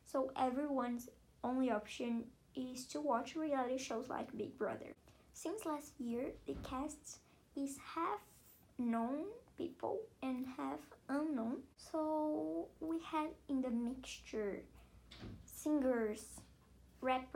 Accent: Brazil; I'm from Brazil

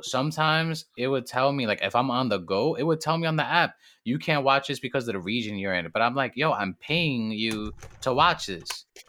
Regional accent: New York City, New York, United States; I come straight out of the Boogie Down Bronx, straight out of Harvard

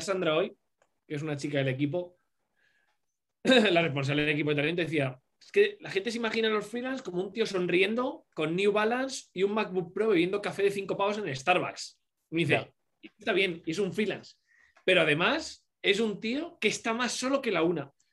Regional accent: Cuenca, Castilla-La Mancha, Spain; moved away as an adult; now in Madrid, Spain; yo soy de Cuenca, una ciudad muy pequeñita, eh, aquí entre, de, de, de Madrid, entre Madrid y Valencia.

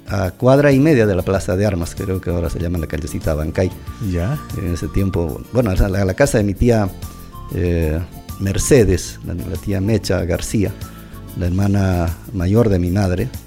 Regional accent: Curahuasi, Apurímac, Peru; Lo mismo pasa cuando estoy en mi tierra. ¿no? maravilloso. Pero si voy a Lima, tengo ya otras perspectivas mejores, más amplias, ya puedo comparar más, puedo enriquecer tanto a Lima como a Curahuasi.

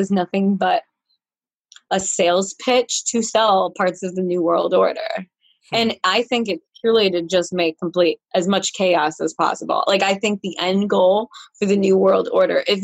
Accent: Rochester, New York, United States; born and raised in Rochester, New York

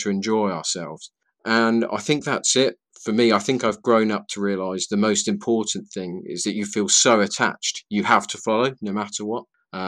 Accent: Colchester, East of England, United Kingdom; my attachment to my hometown

